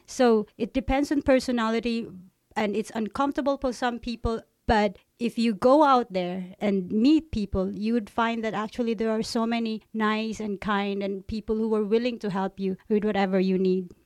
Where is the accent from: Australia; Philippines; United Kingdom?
Philippines; also born or lived in China; now in Aarhus, Denmark; I grew up in the Philippines